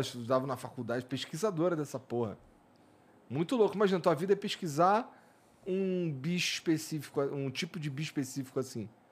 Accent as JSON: {"language": "Portuguese", "region": "Rio de Janeiro", "country": "Brazil", "said": "quando eu escuto outros cariocas falando, eu consigo identificar"}